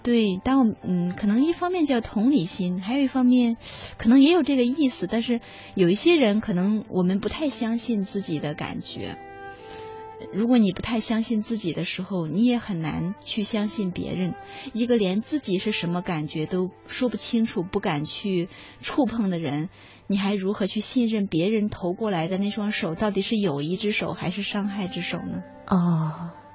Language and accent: Chinese; China; 因为我们中国人不喜欢脆弱呀